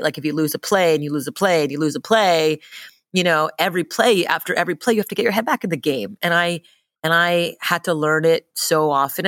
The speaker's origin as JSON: {"language": "English", "town": "Montreal", "region": "Quebec", "country": "Canada", "tie": "born or raised there", "said": "I grew up in Montreal, Canada, um, and my mother's Japanese, my father's from India"}